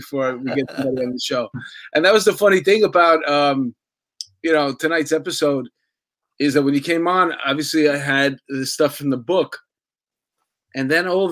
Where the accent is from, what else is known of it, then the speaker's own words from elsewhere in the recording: New York City, New York, United States; I lived in Astoria. I grew up in Astoria.